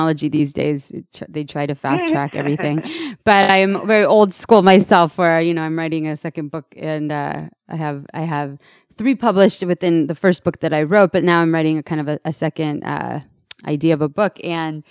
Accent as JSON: {"language": "English", "town": "San Francisco", "region": "California", "country": "United States", "tie": "born or raised there", "said": "I'm proud to be for the Bay Area as well, born and raised in San Francisco"}